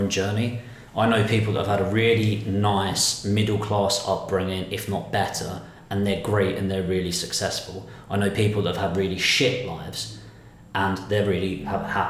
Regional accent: Dartford, South East England, United Kingdom; I'm from Temple Hill, which is, if you Google it, it's now been voted the worst place to live in 2019

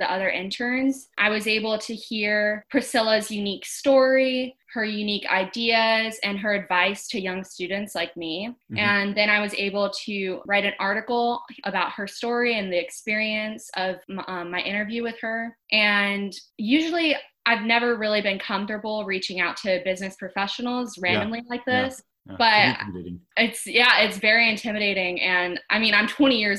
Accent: Jacksonville, Florida, United States; I'm from Jacksonville, Florida

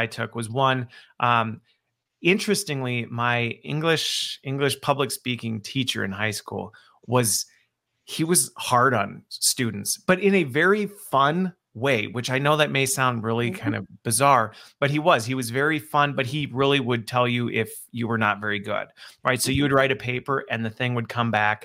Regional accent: United States; also born or lived in Waukesha, Wisconsin; I'm stateside and always have been

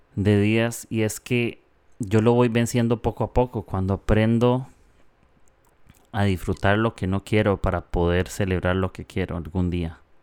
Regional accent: Costa Rica; moved away as an adult; now in Peru; soy de Costa Rica. Ahorita estoy en Perú un tiempo, pero eh, soy de Costa Rica

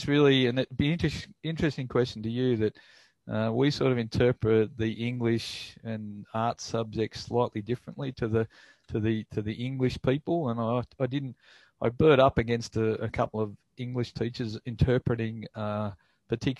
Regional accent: Telopea, New South Wales, Australia; born or raised there; also born or lived in England

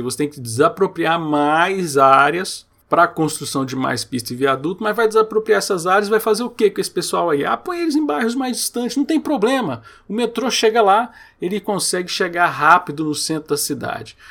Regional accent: Goiânia, Goiás, Brazil; Eu morei aqui em Goiânia, eu sou de Goiânia, e muito tempo eu morei em Aparecida de Goiânia

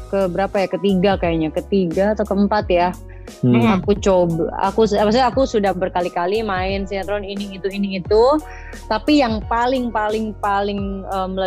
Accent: Jakarta, Indonesia; ya udah toh memang aku asal dari Jakarta

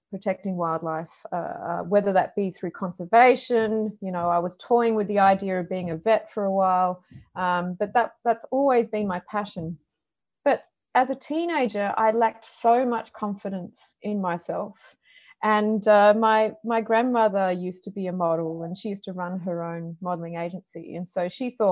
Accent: Perth, Western Australia, Australia; I grew up in Perth, Western Australia, which is a very Mediterranean climate.

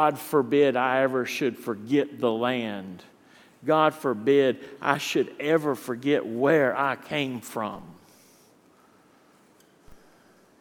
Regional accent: Eastern North Carolina, United States; moved away; that rich black dirt of Eastern North Carolina is in my veins.

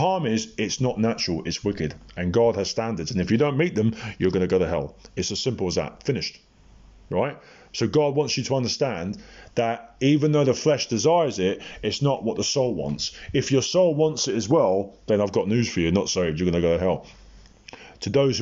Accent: Portsmouth, South East England, United Kingdom; when I was in Portsmouth, my hometown

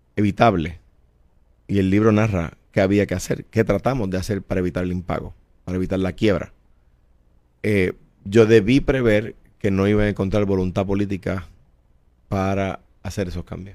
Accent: Coamo, Puerto Rico; moved away; also born or lived in San Juan; Soy un jíbaro de Cuamo eh, me crié allí, allí regresaré

